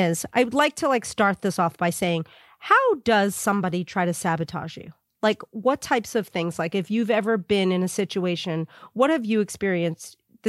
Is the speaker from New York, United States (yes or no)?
yes; New York, United States; also born or lived in Brooklyn; now in Los Angeles, United States; Like, I'm a Brooklyn girl, and I was born in Brooklyn, raised on Long Island. I left New York. I try really hard not to speak like a New Yorker